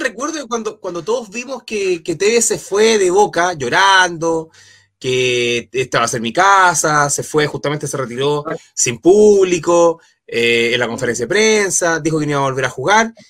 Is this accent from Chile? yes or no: yes; Chile; buen chileno